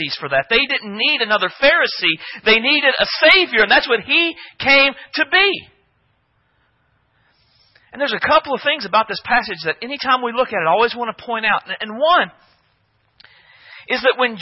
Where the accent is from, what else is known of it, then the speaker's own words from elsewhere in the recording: United States; as Americans